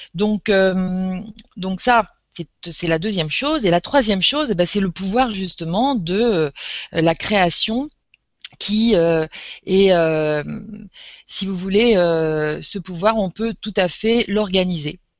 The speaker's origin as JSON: {"language": "French", "region": "Normandy", "country": "France", "said": "Je suis euh, française, je suis normande. Je suis en Normandie là"}